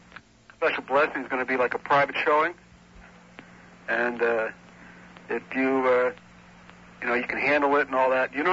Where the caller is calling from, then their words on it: Clewiston, Florida, United States; I'm calling from Clewiston.